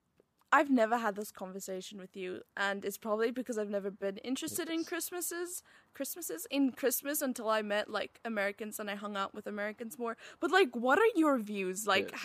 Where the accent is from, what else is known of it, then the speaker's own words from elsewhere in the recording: South Africa; now in Indonesia; I'm South African.